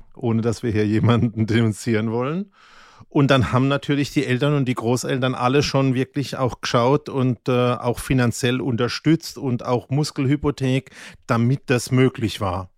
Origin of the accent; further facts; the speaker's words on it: Mannheim, Baden-Württemberg, Germany; ich bin ja in Mannheim in der Vorstadt aufgewachsen